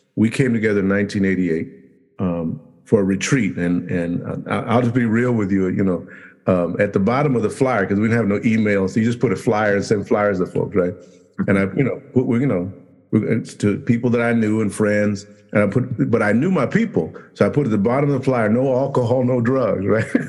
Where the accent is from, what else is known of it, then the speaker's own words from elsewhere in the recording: Los Angeles, California, United States; we grew up in Compton, we grew up in Watts, grew up in that area